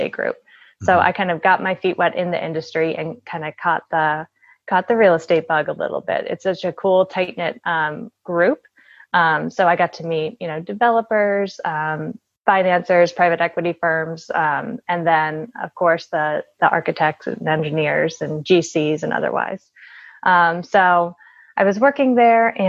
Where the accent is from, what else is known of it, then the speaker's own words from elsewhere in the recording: Washington, District of Columbia, United States; moved away as an adult; also born or lived in Virginia; born and raised in the Washington, D.C. area